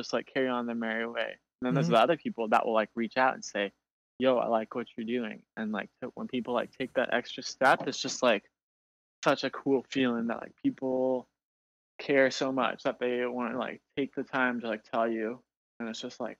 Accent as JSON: {"language": "English", "town": "Portland", "region": "Oregon", "country": "United States", "said": "I'm from Portland, Oregon"}